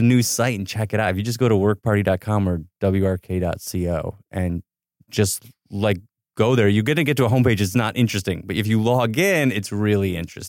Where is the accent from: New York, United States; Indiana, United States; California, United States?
New York, United States; Ithaca; now in Los Angeles, United States; No, I grew up in Ithaca, New York.